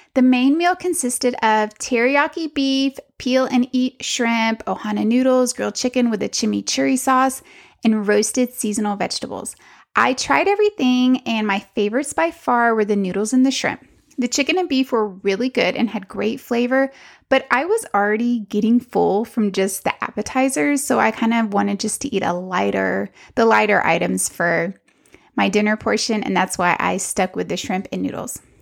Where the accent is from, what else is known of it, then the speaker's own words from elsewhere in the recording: Texas, United States; I'm from Texas and barbecue's kind of a thing here